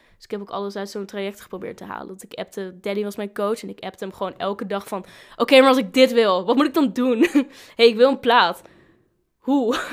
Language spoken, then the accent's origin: Dutch; Groningen, Netherlands; moved away as an adult; now in Leeuwarden, Netherlands; ik kom uit Groningen